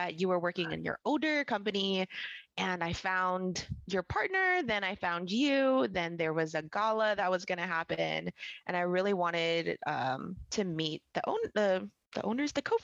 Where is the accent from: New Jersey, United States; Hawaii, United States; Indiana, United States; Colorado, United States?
Hawaii, United States; Big Island; moved away as an adult; also born or lived in California; now in Southern California, United States; I was born and raised in Hawaii on the Big Island. I moved here to California about 8 years ago